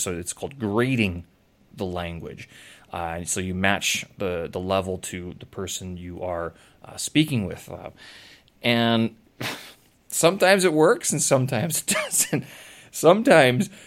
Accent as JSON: {"language": "English", "country": "Canada", "tie": "born or raised there", "moved": "yes", "said": "I come from Canada. I had a lot of coldness when I was growing up"}